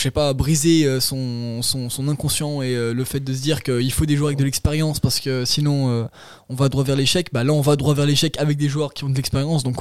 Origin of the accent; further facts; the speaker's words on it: Zurich, Switzerland; born there; Euh, moi je suis né à Zurich